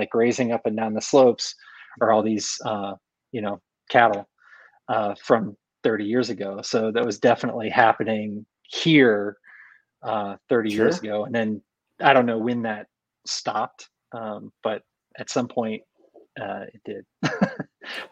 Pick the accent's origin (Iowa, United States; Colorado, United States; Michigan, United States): Iowa, United States; also born or lived in Chicago; now in Western North Carolina, United States; I grew up in Iowa.